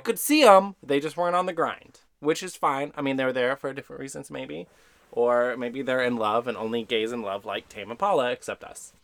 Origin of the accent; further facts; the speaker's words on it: Texas, United States; I'm from Texas